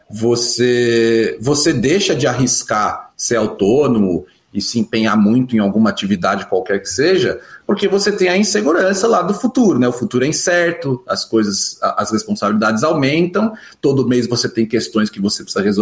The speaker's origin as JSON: {"language": "Portuguese", "region": "Rio de Janeiro", "country": "Brazil", "tie": "born there", "lives_now": "São Paulo, Brazil", "said": "Meu pai, ele mora no Rio de Janeiro, que é onde eu nasci e ele vem muito raramente para São Paulo, e passou alguns anos até sem vir para cá e eu sem ir para lá"}